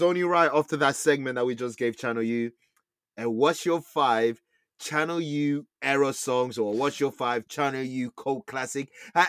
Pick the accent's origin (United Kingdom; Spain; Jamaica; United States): United Kingdom; London; East London.